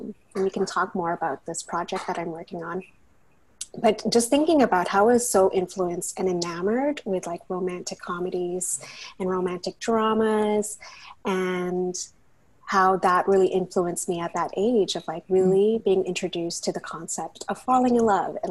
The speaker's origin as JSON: {"language": "English", "town": "Burnaby", "region": "British Columbia", "country": "Canada", "tie": "born or raised there", "also_born_or_lived": "United States", "said": "I grew up in Burnaby in the Lower Mainland."}